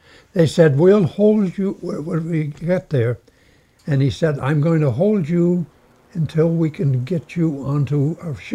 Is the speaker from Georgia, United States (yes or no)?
no; Houlton, Maine, United States; Holton is my town